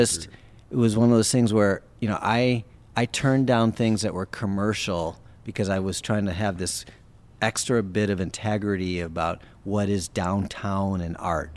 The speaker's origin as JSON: {"language": "English", "region": "Wisconsin", "country": "United States", "tie": "born or raised there", "moved": "yes", "said": "we grew up in Wisconsin together"}